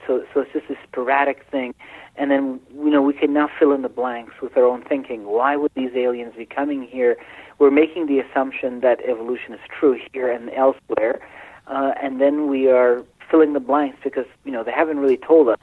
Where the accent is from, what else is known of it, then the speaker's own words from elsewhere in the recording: Iran; I was born in Iran